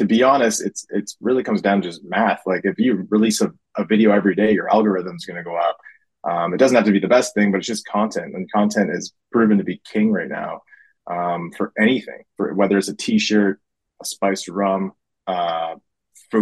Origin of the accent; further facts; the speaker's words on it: Wasaga Beach, Ontario, Canada; moved away as an adult; now in Toronto, Canada; I moved to Toronto when I was 18 from Wasaga Beach